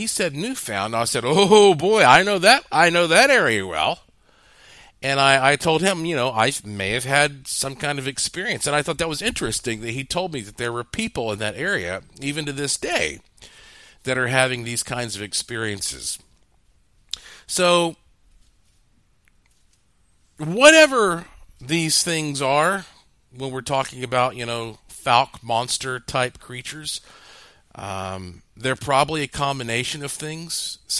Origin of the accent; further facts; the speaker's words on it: North Carolina, United States; growing up in Western North Carolina.